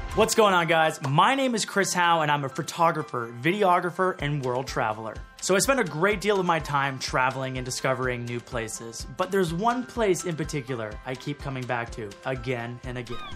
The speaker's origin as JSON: {"language": "English", "country": "Canada", "said": "being a Canadian"}